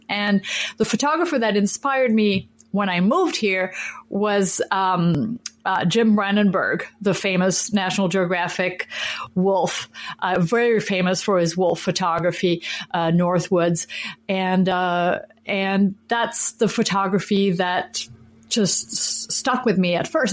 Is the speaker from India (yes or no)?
no; France; now in Minneapolis, United States; I was born and raised in France and I'm a French citizen